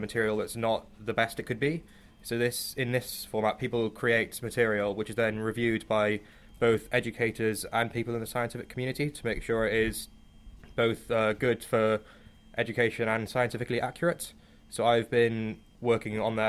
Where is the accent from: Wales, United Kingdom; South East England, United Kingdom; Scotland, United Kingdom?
Wales, United Kingdom; Cardiff; moved away; also born or lived in Durham; I'm from Cardiff